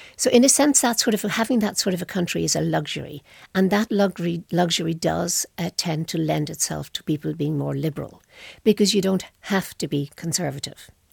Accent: Ireland; I come from Ireland.

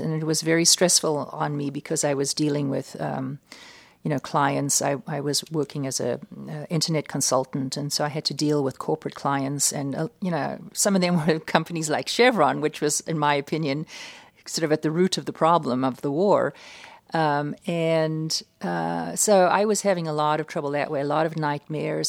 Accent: United States; I'm an American

